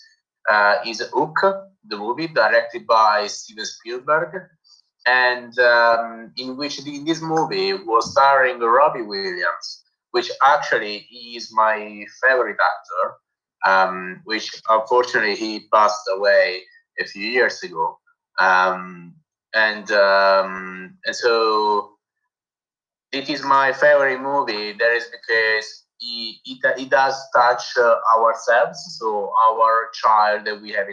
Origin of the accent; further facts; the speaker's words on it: Naples, Campania, Italy; accent: Italian; English is a second language; I'm here from Naples, Italy, and so I'm Neapolitan, I'm Italian.